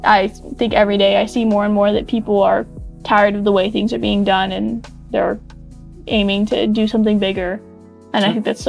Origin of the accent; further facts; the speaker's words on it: Las Vegas, Nevada, United States; growing up in Vegas